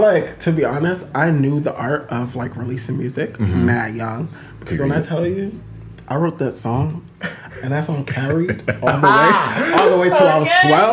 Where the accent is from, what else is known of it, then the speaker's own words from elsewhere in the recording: East Orange, New Jersey, United States; I am 25 years old, and I am from East Orange, New Jersey.